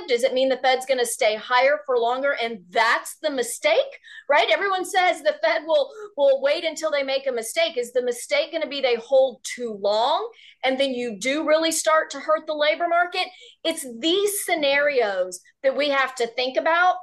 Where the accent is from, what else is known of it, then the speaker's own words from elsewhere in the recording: Houston, Texas, United States; a Texas girl born and raised in Houston